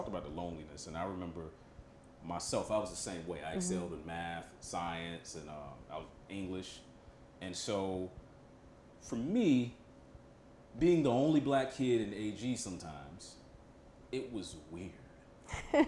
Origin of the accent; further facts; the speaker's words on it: Kannapolis, North Carolina, United States; So I'm from Kannapolis, okay. North Carolina. And in Kannapolis, while I wasn't the only Black guy there